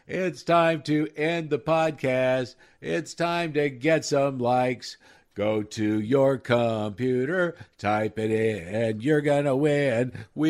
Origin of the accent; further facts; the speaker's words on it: Nebraska, United States; also born or lived in Denver; I grew up in Nebraska. We had nothing other than the Huskers.